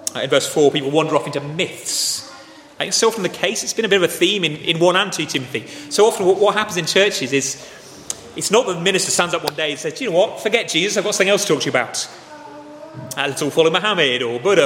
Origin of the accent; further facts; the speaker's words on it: Dorset, South West England, United Kingdom; I grew up in Dorset, it's the most beautiful place on earth